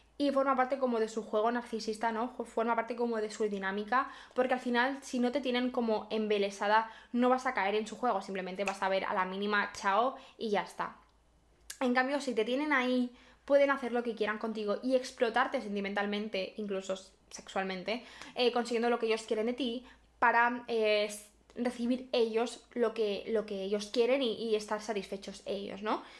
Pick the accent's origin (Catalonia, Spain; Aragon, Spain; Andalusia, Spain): Catalonia, Spain; Barcelona; yo soy de Barcelona